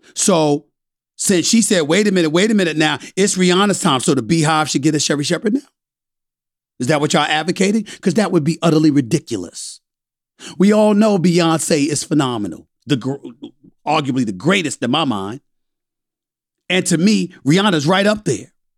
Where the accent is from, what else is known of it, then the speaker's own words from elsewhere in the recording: U.S. Virgin Islands; I'm from the West Indies, I'm from Saint Thomas, Virgin Islands